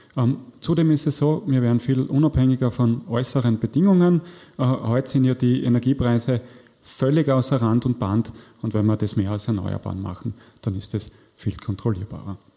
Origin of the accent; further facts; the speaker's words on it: Austria; zu uns passt als Österreicher